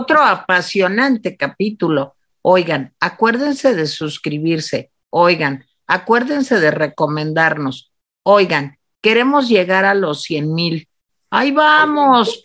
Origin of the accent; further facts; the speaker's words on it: Mexico; nosotros mexicanos